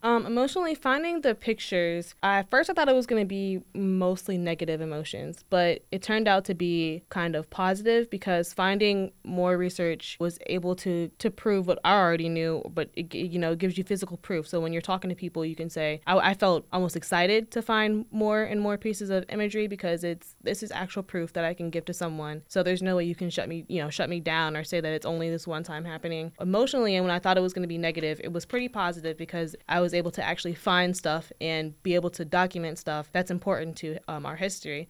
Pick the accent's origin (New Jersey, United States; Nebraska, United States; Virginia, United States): Virginia, United States; Hanover; also born or lived in Richmond, Virginia; I'm originally from, like, Hanover, so that area as well